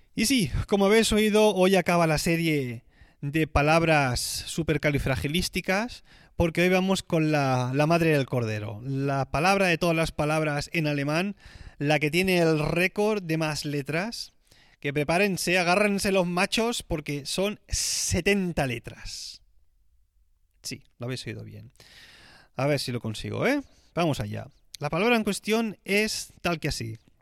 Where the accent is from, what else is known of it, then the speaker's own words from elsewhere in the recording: Tarragona, Catalonia, Spain; moved away as an adult; now in Switzerland; cuando estudiaba en el Conservatorio de Tarragona, mi ciudad eh, de donde soy oriundo